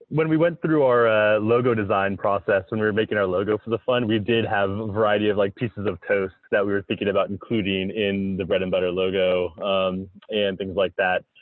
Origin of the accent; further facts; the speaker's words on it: South Florida, United States; moved away as an adult; now in Minnesota, United States; I grew up in South Florida